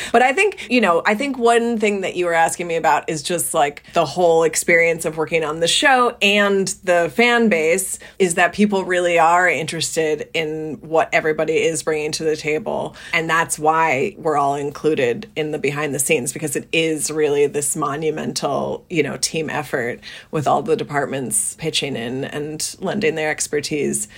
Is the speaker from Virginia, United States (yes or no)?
no; New Jersey, United States; born or raised there